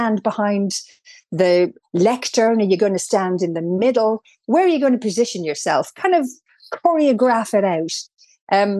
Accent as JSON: {"language": "English", "country": "Ireland", "accent": "Irish", "said": "I couldn't believe I sounded as Irish."}